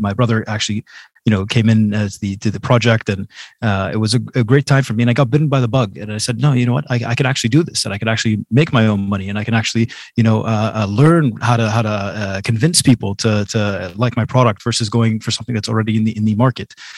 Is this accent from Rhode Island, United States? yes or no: no; Boston, Massachusetts, United States; now in Jordan; I was born and raised in Boston, Massachusetts.